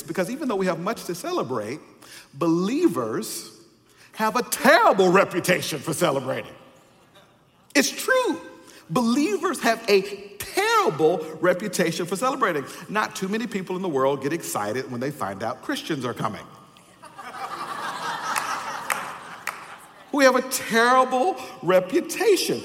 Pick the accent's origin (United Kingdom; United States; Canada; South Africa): United States; the South; I'm from the South and they had old fundamentalists there